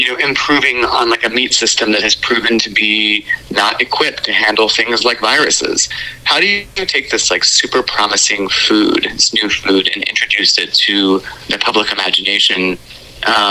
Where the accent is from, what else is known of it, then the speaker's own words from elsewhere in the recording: Louisville, Kentucky, United States; I grew up in Louisville, Kentucky